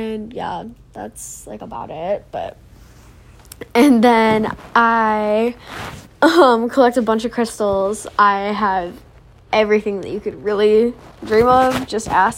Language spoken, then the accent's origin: English; Syracuse, New York, United States; I'm also from Syracuse, New York